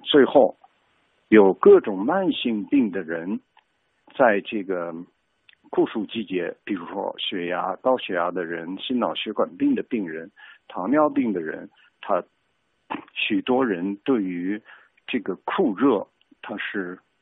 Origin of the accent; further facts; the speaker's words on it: China; 我中国人